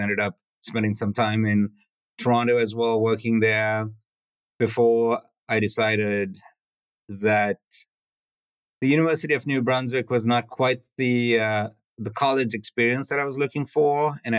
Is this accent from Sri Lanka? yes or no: yes; Sri Lanka; English is a second language; Life growing up on a small island was peaceful, cut off from the rest of the world. I had a very happy childhood. And then in Sri Lanka, there was a civil war, which got pretty intense.